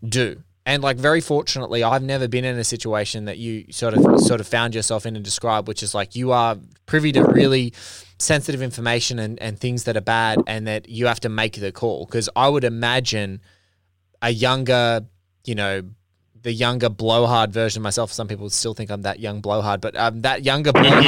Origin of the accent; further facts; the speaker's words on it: Australia; I'm Australian and like I look at our country